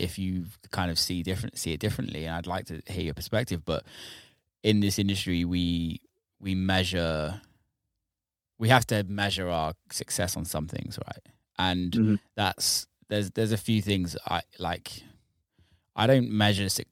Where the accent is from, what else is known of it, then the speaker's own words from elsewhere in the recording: near Bristol, South West England, United Kingdom; I grew up in near Bristol area, so a lot for me was drum and bass